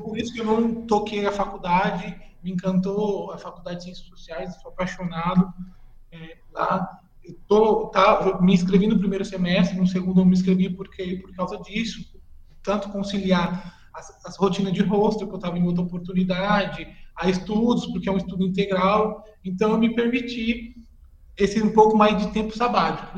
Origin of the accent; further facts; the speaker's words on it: Brazil; moved away as an adult; also born or lived in Montevideo, Uruguay; now in Buenos Aires, Argentina; a gente cresceu né, aí no Brasil